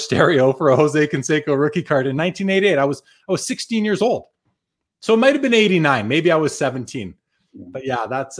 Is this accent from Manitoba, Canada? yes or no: yes; Winnipeg, Manitoba, Canada; now in Calgary, Canada; I'm originally from Winnipeg. I live in Calgary now, but I left Winnipeg just after the Jets left in 96. I left in 02